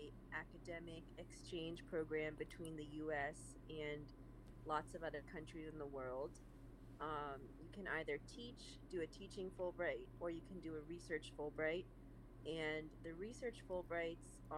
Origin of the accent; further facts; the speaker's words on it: San Francisco, California, United States; also born or lived in Changsha, Hunan, China; now in Los Angeles, United States; I originally grew up in San Francisco, California